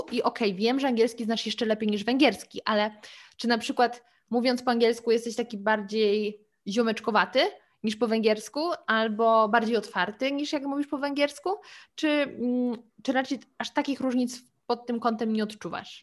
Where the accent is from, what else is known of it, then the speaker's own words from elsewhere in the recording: Lower Silesian Voivodeship, Poland; Ja w ogóle pochodzę z Dolnego Śląska. Do granicy niemieckiej miałam 30 kilometrów.